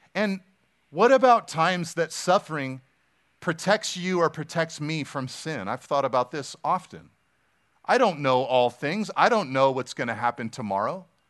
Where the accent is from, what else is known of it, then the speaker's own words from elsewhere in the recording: Pacific Grove, California, United States; I grew up in Pacific Grove